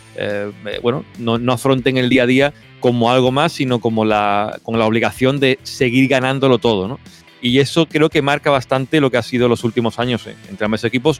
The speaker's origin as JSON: {"language": "Spanish", "country": "Spain", "moved": "as an adult", "lives_now": "Germany", "said": "yo estando aquí en Alemania y siendo español"}